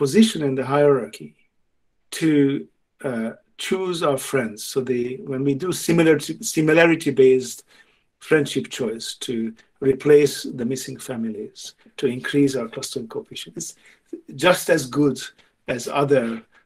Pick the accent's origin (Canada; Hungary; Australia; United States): Hungary; now in England, United Kingdom; I grew up in Hungary, where it was okay to not to like classical music without it being a signal, and now I live in England